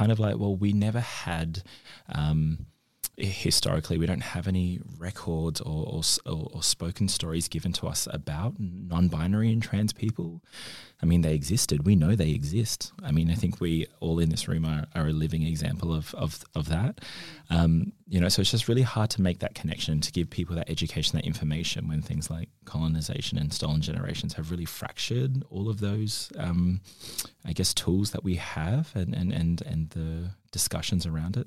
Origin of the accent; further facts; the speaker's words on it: Northern Territory, Australia; now in Bawley, Australia; I'm a proud Larry Keogh Wajikan man from the Northern Territory, um, but I've been living here in Bawley for the last twelve years.